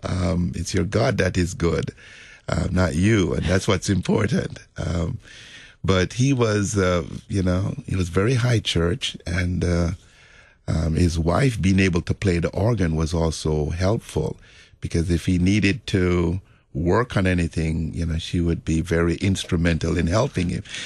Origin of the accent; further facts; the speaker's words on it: Jamaica; moved away; also born or lived in New York; in the Roman Catholic Church where I grew up in Jamaica